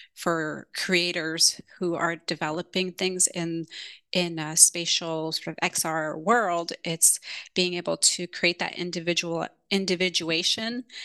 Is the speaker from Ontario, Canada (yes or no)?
yes; Toronto, Ontario, Canada; moved away as an adult; also born or lived in Kenya / London; now in San Francisco, United States; my Canadian culture, where I grew up in Toronto and San Francisco, where I am currently based.